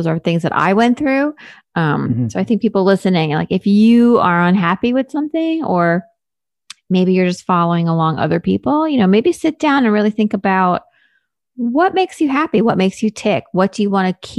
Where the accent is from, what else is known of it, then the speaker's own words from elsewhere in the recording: New York, United States; I'm a New Yorker